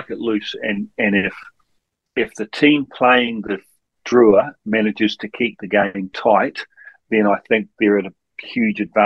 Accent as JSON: {"language": "English", "region": "Wellington", "country": "New Zealand", "tie": "born or raised there", "said": "I grew up in Wellington"}